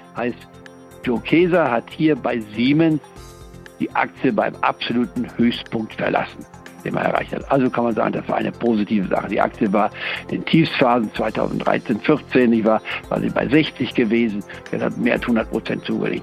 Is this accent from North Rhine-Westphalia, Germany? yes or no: no; Goslar, Lower Saxony, Germany; also born or lived in Leipzig; Ich bin ja in Leipzig geboren 1943, aber bin dann Ende der 40er äh, Jahre, ich war in Goslar im Harz, hatten meine Eltern sich niedergelassen als Mediziner und da bin ich also aufgewachsen in der Reichsfreien und Bauernstadt